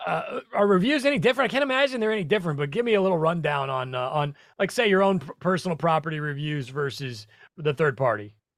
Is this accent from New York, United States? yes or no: no; Nebraska, United States; I'm from Nebraska, not that far away.